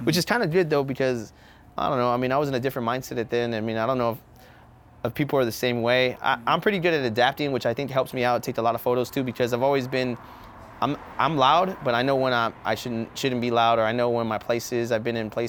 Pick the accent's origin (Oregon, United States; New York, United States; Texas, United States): Texas, United States; San Antonio; I've always lived here my whole life